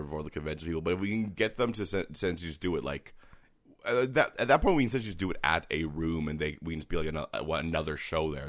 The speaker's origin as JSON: {"language": "English", "country": "Canada"}